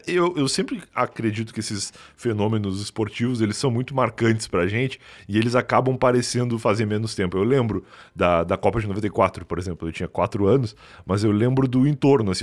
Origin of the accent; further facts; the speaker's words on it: Rio Grande, Rio Grande do Sul, Brazil; now in São Paulo, Brazil; Eu vim do Rio Grande do Sul, uma cidade chama Rio Grande, lá, lá no sul mesmo, bem no sul do Rio Grande do Sul